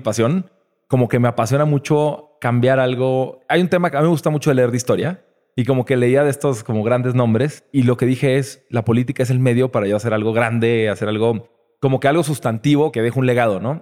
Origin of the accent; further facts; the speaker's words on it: Nuevo León, Mexico; also born or lived in Puebla; Yo nací en Puebla este, pero estuve seis meses ahí. Toda mi vida estuve en Nuevo León desde los seis meses.